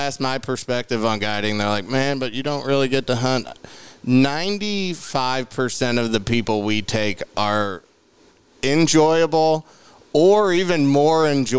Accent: St. Louis, Missouri, United States; I'm from St. Louis.

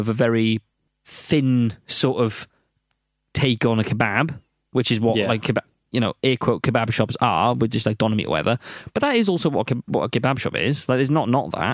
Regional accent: South Wales, United Kingdom; now in London, United Kingdom; I'm from South Wales

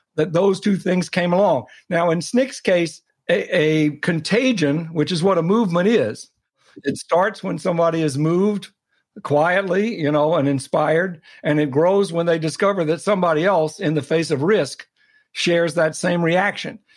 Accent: Atlanta, Georgia, United States; moved away; i grew up in atlanta in a dedicated non political family.

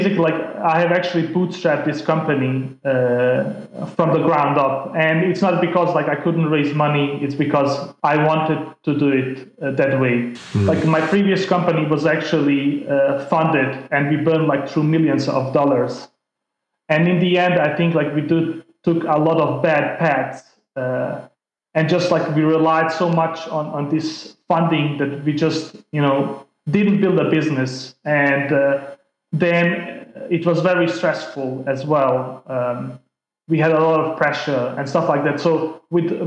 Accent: Denmark; English is a second language; also born or lived in Bosnia; I grew up in Denmark, got my education there

